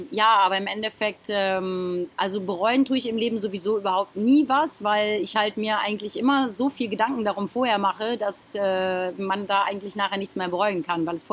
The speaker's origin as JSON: {"language": "German", "country": "Germany", "lives_now": "Mallorca, Spain", "said": "Genau, ich komme aus Deutschland."}